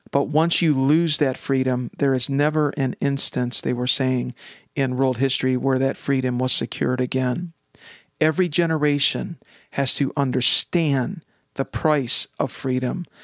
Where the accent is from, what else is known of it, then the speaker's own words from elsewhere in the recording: United States; as an American